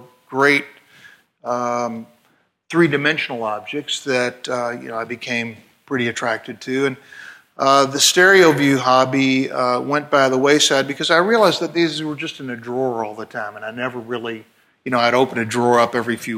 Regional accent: Louisville, Kentucky, United States; growing up in Louisville, Kentucky

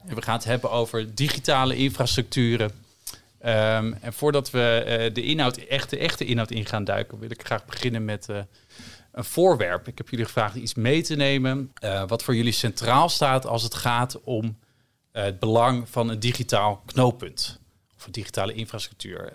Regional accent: Netherlands; we hebben als Nederlanders een sterk paspoort

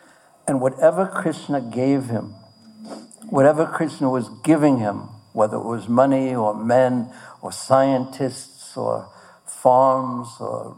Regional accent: Poland; Oh, I'm from Poland.

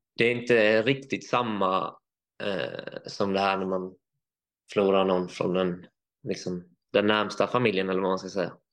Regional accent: Vetlanda, Jönköping County, Sweden; also born or lived in Varberg / Hul, Nässjö / United States / Finland; Jag är flyttade hit när jag var åtta år

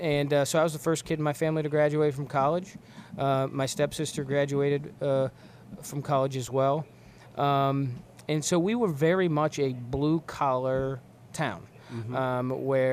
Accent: Beaver County, Pennsylvania, United States; growing up in Beaver County

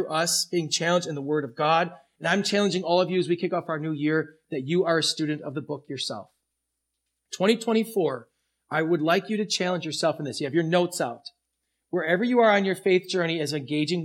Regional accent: United States; as American Christians

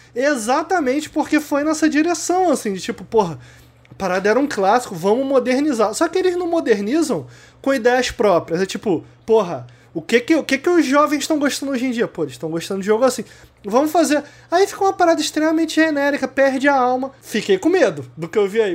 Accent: Brazil; eu sou brasileiro

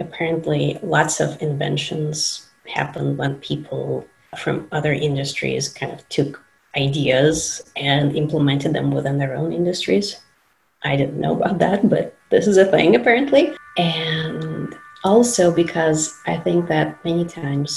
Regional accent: Moscow, Russia; moved away; I'm originally from Moscow, Russia

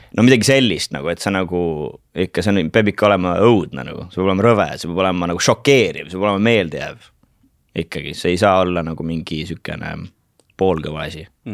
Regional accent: Kuressaare, Saare County, Estonia; born or raised there; also born or lived in Turja village / Tallinn; now in London, United Kingdom

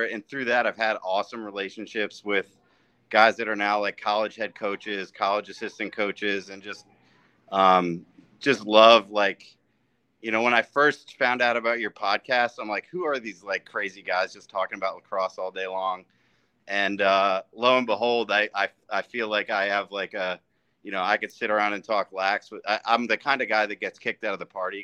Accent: Mountain Lakes, New Jersey, United States; I grew up in Mountain Lakes, New Jersey, so I'm a Jersey guy

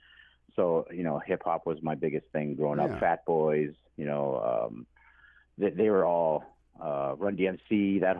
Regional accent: Fort Erie, Ontario, Canada; also born or lived in Buffalo, New York / Six Nations; I was born in Buffalo, New York. I grew up in just across the river there in Fort Erie, Ontario. I grew up here

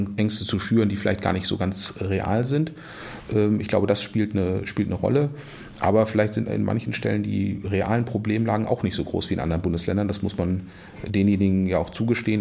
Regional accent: Wolfsburg, Lower Saxony, Germany; now in Kiel, Germany; geboren in Wolfsburg

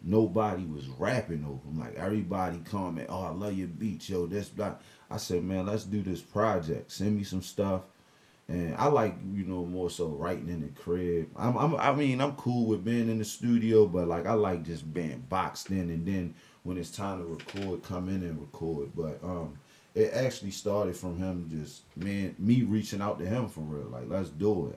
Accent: Annapolis, Maryland, United States; Annapolis, Maryland, born and raised

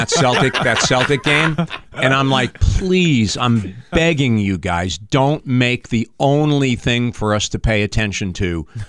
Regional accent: New York, United States; I grew up in New York, so I mean, I grew up being a Yankee fan

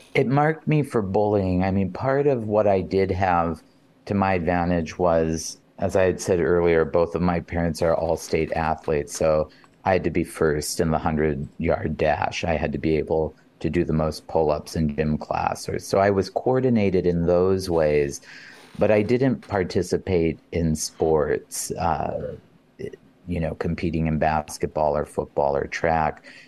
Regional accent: North Dakota, United States; moved away as an adult; also born or lived in Ames, Iowa; when I was growing up in North Dakota

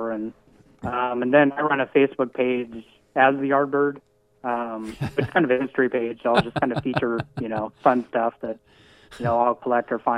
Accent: Centralia, Washington, United States; born or raised there

